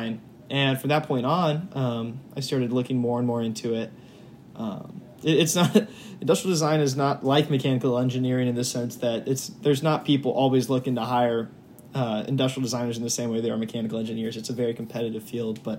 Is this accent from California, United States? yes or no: no; Indianapolis, Indiana, United States; moved away as an adult; now in Ohio, United States; I'm from Indianapolis, Indiana. Now I'm at the ICC in Ohio.